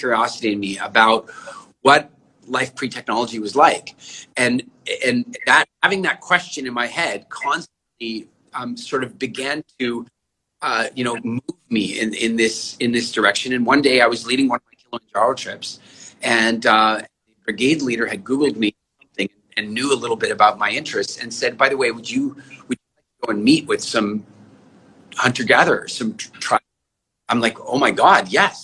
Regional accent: Canada; moved away; also born or lived in South Africa / England; I'm originally from South Africa, but I grew up largely in Canada

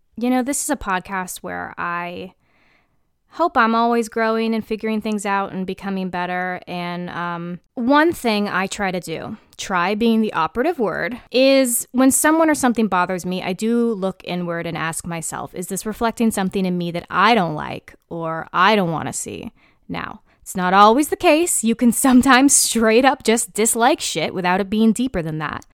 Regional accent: United States; an American citizen

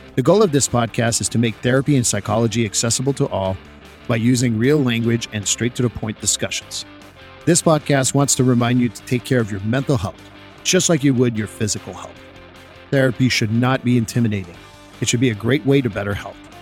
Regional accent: Montreal, Quebec, Canada; also born or lived in Vermont; now in United States; I'm from Montreal

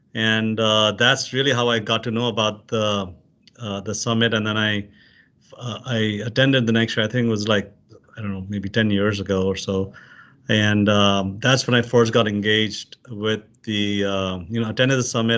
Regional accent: Pakistan; moved away as an adult; now in United States; I'm originally from Pakistan, came as an immigrant here as a student

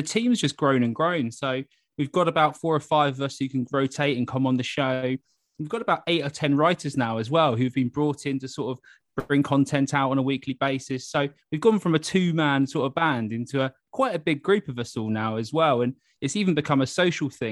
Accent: Gosport, South East England, United Kingdom; I'm from Gosport originally, which is just over the road, basically over the water on the other side of the harbour

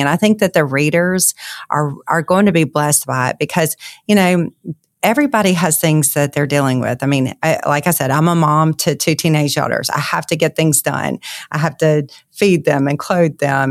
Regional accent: Monroe, Louisiana, United States; I'm from Monroe, Louisiana

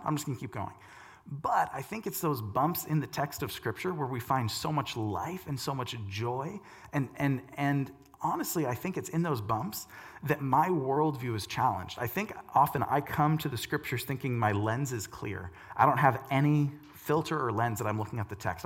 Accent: United States; my Christian American worldview

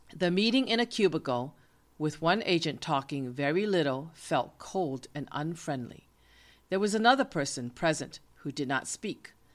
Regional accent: United States; I am an American

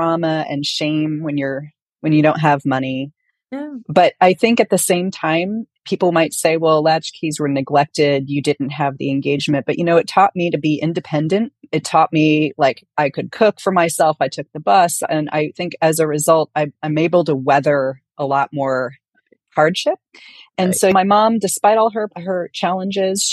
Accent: San Francisco, California, United States; I grew up in San Francisco

